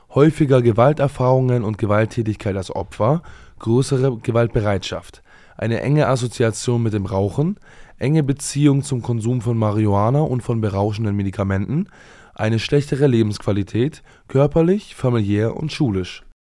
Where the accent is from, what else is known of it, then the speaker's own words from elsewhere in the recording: Germany; hier bei uns in Deutschland